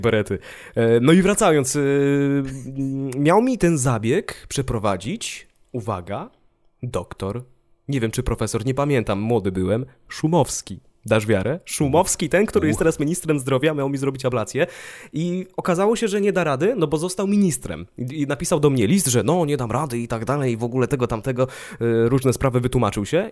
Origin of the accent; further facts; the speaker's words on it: Ostrowiec Świętokrzyski, Świętokrzyskie Voivodeship, Poland; now in Warsaw, Poland; pochodzę z Ostrowca i w tym mieście zdawałem egzamin na prawo jazdy